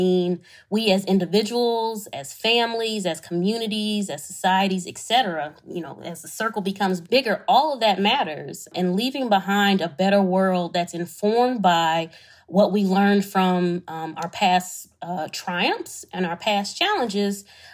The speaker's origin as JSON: {"language": "English", "town": "Detroit", "region": "Michigan", "country": "United States", "tie": "born or raised there", "said": "my hometown, Detroit, Michigan"}